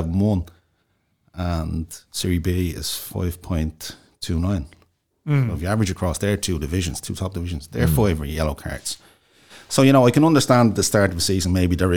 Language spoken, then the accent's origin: English; Dublin, Leinster, Ireland; I'm from Inchicore